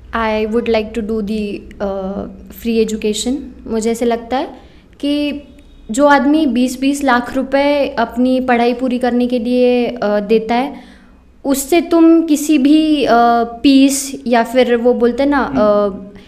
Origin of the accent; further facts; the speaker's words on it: Junnar, Maharashtra, India; also born or lived in Pune; मैं बेसिकली जुन्नर से हूँ the birth place of Chhatrapati Shivaji Maharaj